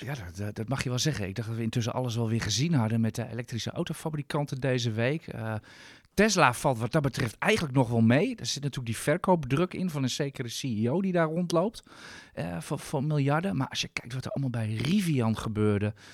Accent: Netherlands; Als Nederlander

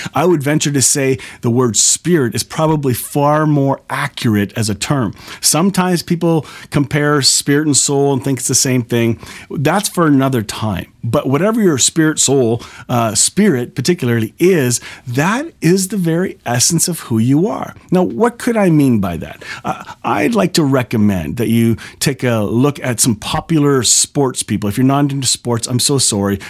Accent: Canada; I'm a Canadian

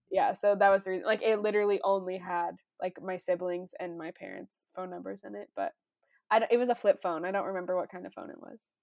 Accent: Loveland, Colorado, United States; the Loveland Rodeo, that's my hometown

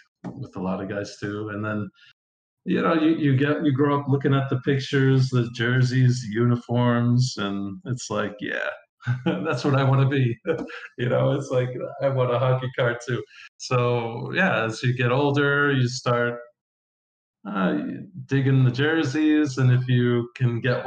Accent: Long Island, New York, United States; now in Spain; I grew up on Long Island

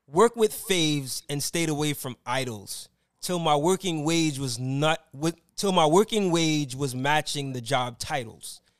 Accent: New York City, New York, United States; I grew up near the Stuy

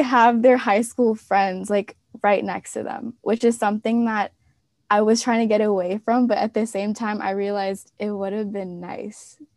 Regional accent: Maryland, United States; moved away as an adult; I was from Maryland

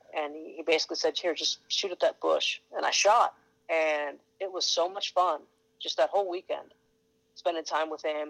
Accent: Tucson, Arizona, United States; also born or lived in Phoenix / Oklahoma; I was born in Tucson, and I grew up there. Spent, my first, 26, 27 years in Tucson

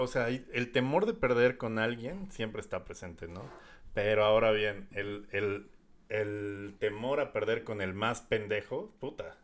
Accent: Coacalco, State of Mexico, Mexico; Yo pensaba que era el coacalquense moderno más influyente

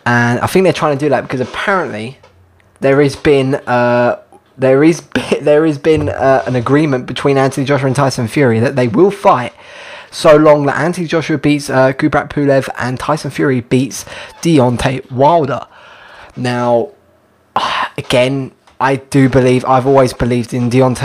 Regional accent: United Kingdom; As a Brit myself

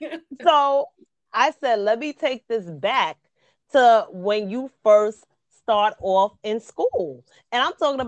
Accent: New York City, New York, United States; also born or lived in Bronx, New York; I'm from the Queens.

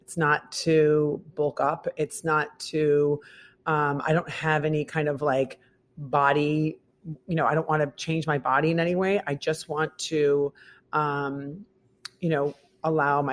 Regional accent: Midwest, United States; now in New York, United States; I'm from the Midwest.

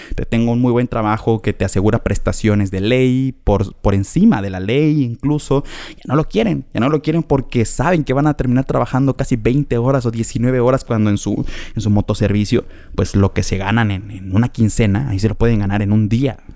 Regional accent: Mexico; como mexicanos sabemos

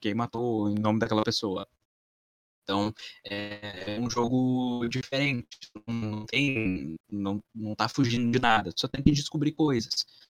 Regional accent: Campo Bom, Rio Grande do Sul, Brazil; da minha cidade natal também, que chama Campo Bom, que é a cidade que eu vivo ainda

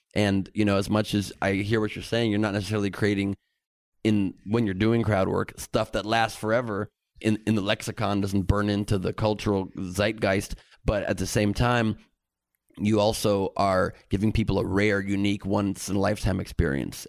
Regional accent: Los Angeles, California, United States; growing up in a beautiful city here in L

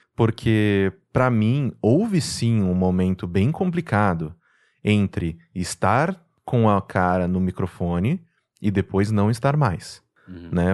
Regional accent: Mococa, São Paulo, Brazil; moved away as an adult; also born or lived in Recife / Manaus; now in São Paulo, Brazil; Eu nasci aqui em São Paulo, mas eu fui, né, criado a minha vida inteira, assim, dos meus 5 até os meus 19 anos em Mococa. Então, desculpa, eu sou mocoquense

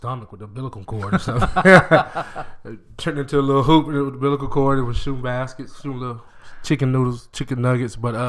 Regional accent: Macon, Georgia, United States; moved away as an adult; also born or lived in Warner Robins, Georgia / California / Florida / Hugo, Oklahoma; I was a Georgia boy all through high school.

